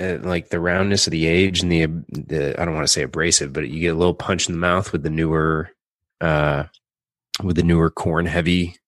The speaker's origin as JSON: {"language": "English", "town": "St. Louis", "region": "Missouri", "country": "United States", "also_born_or_lived": "New York", "moved": "yes", "said": "Well, I'm from St. Louis, Missouri."}